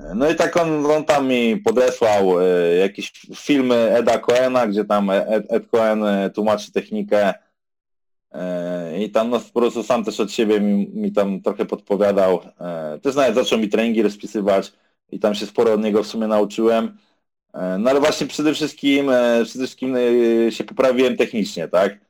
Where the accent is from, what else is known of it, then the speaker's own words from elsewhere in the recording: Warsaw, Masovian Voivodeship, Poland; jestem z Warszawy ogólnie